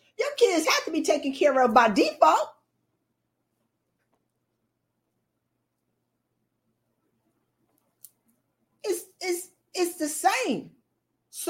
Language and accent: English; the South, United States; moved away; my family gets out of the South